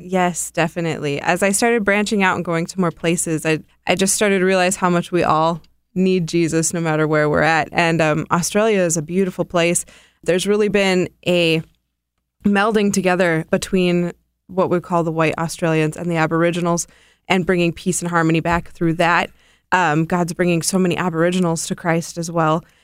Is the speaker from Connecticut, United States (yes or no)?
no; North Dakota, United States; moved away; also born or lived in India; I'm from North Dakota. I'm a farm girl.